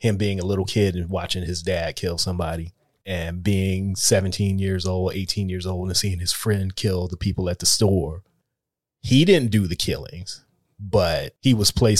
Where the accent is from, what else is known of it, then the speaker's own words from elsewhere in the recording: Los Angeles, California, United States; I'm from Los Angeles